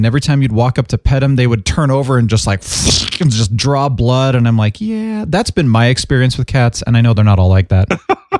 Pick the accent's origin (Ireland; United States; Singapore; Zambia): United States; Phoenix, Arizona; moved away; when I was growing up in Phoenix, everybody let their cats outside.